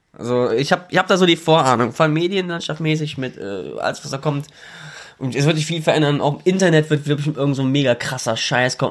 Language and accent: German; Germany; ich bin Deutscher. Mein, mein Vater kommt aus Pakistan